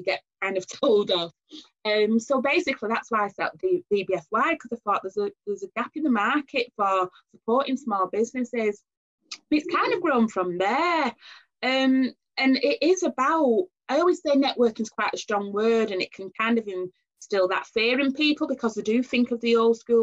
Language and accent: English; Oldham, North West England, United Kingdom; accent: northern; I was born and bred in Oldham.